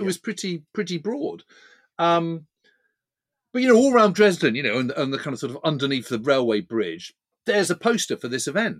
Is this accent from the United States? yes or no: no; United Kingdom; as a Brit